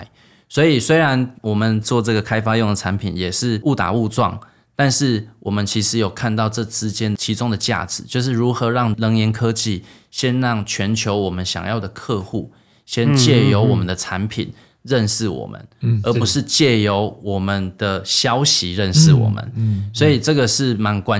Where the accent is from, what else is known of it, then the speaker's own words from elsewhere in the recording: Taiwan; moved away as an adult; also born or lived in United States; 因为我是台湾人啊。所以我想要回来啊！